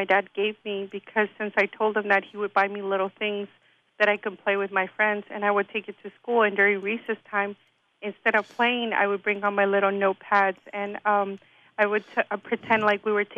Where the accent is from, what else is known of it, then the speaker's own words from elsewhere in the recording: Inglewood, California, United States; I grew up in Inglewood, and I went to Inglewood Unified School District